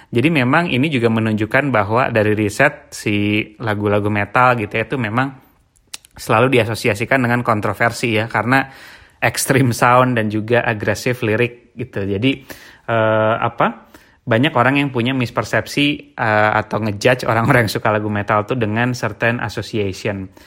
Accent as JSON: {"language": "Indonesian", "town": "Bandung", "region": "West Java", "country": "Indonesia", "tie": "born or raised there", "said": "jadi kebetulan gue tuh uh, dari kecil tuh di Bandung ya dan memang cukup banyak terekspos dengan band-band"}